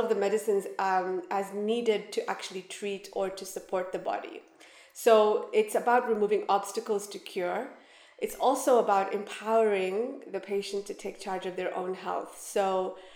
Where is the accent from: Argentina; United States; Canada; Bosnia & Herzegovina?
Canada; moved away as an adult; now in Dubai, United Arab Emirates; I studied in Canada, where we're from